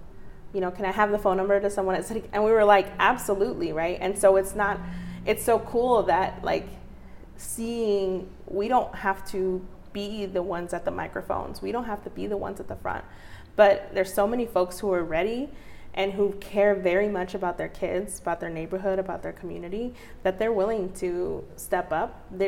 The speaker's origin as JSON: {"language": "English", "country": "Mexico", "said": "At least, you know, I'm from Mexico and I know for a fact where I'm from and where my family's from."}